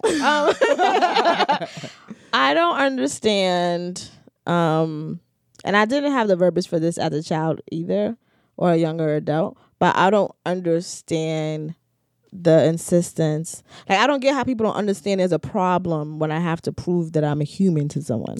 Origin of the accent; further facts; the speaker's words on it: New York City, New York, United States; I'm from the Bronx